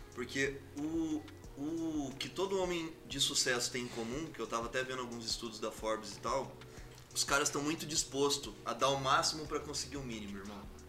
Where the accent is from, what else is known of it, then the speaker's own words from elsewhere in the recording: Campo Grande, Mato Grosso do Sul, Brazil; now in São Paulo, Brazil; uma cidade que eu respeito e amo de paixão, é onde tudo aconteceu, que é Campo Grande, Mato Grosso do Sul